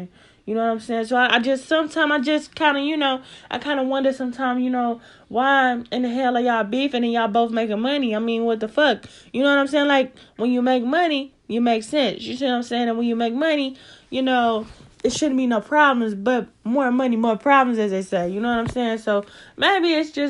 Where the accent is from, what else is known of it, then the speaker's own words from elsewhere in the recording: St. Louis, Missouri, United States; I'm from St. Louis.